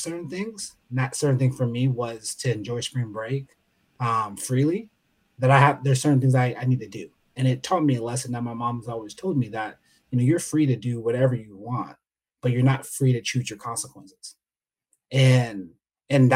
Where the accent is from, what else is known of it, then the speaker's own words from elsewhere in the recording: San Diego, California, United States; I'm from San Diego